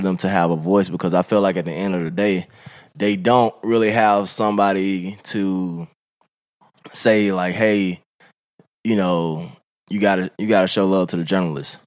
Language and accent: English; Birmingham, Alabama, United States; moved away; I'm from Birmingham, Alabama